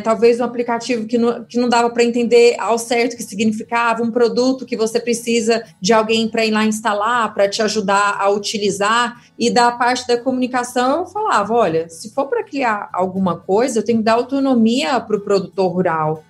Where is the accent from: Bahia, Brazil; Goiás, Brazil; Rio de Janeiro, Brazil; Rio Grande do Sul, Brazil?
Goiás, Brazil; Goiânia; moved away as an adult; now in São Paulo, Brazil; Eu sou de Goiânia, atualmente moro em São Paulo, né? Mas cresci, vivi minha vida toda lá no meu Goiás maravilhoso.